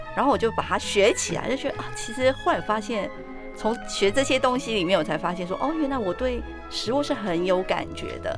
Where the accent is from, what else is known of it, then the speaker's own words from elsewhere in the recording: Taipei, Taiwan; moved away as an adult; now in Yilan, Taiwan; 国小就已经到台北